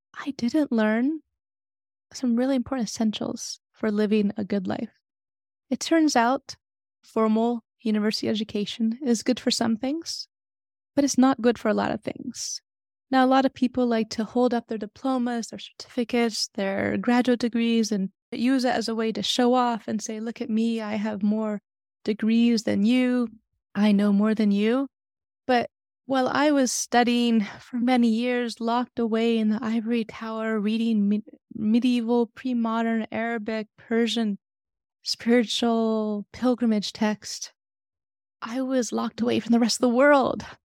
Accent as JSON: {"language": "English", "town": "San Francisco", "region": "California", "country": "United States", "tie": "born or raised there"}